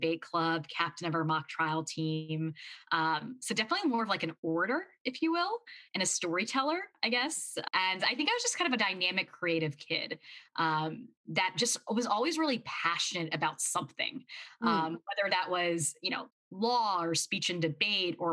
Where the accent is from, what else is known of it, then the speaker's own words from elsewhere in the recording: Louisiana, United States; also born or lived in Mississippi; I was born in Louisiana, and I grew up in Louisiana and in Mississippi